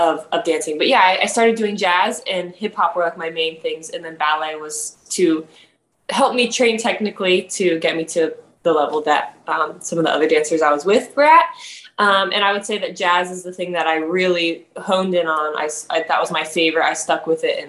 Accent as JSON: {"language": "English", "town": "Greenville", "region": "South Carolina", "country": "United States", "tie": "born or raised there", "moved": "as an adult", "lives_now": "New York City, United States", "said": "I grew up in South Carolina, a city called Greenville."}